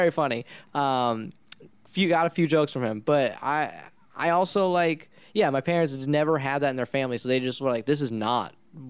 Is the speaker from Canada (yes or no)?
no; India; You know, I'm Indian, so doctor, lawyer, anything like anything that's not being a band or a comedian